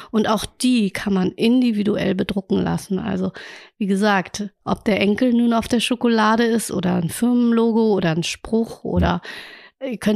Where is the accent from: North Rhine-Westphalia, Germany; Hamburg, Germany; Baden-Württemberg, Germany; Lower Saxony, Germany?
Hamburg, Germany; Denn ich glaube, als Hamburger war man oder Hamburgerin hm, war man zu wenig in Museen